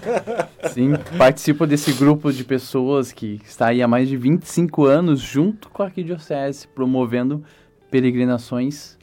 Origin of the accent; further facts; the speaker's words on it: Canoas, Rio Grande do Sul, Brazil; eu sou de Canoas